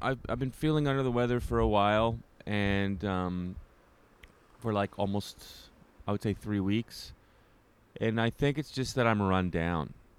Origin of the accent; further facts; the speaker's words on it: Canada; now in New York City, United States; as a Canadian